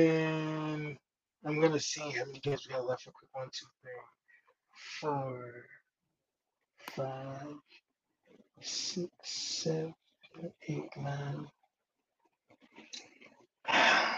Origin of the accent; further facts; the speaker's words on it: Hickory, North Carolina, United States; I'm born and raised in Hickory, about an hour outside of Charlotte.